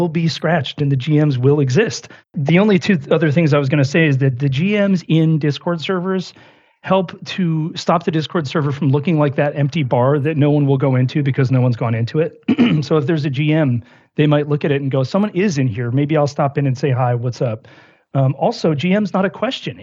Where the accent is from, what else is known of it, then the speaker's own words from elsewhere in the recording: Buffalo, New York, United States; I grew up in Buffalo, New York